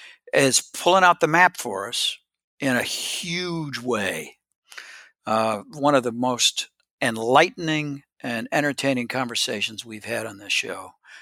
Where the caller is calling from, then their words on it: Tennessee, United States; Now we're kind of slowly making our way back home. I'm joining you from East Tennessee.